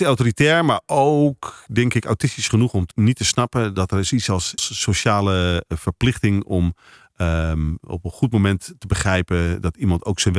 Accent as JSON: {"language": "Dutch", "town": "Amsterdam", "region": "North Holland", "country": "Netherlands", "tie": "born or raised there", "also_born_or_lived": "Rotterdam / Bergen op Zoom / Papendrecht", "accent": "Amsterdam", "lives_now": "Lisse, Netherlands", "said": "Ik ben verhuisd daarna naar Amsterdam, daar ben ik opgegroeid. Dus vandaar die Amsterdamse tongval."}